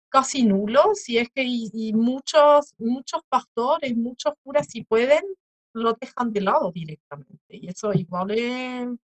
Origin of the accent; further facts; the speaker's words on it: Switzerland; moved away; mismo en mi infancia en Suiza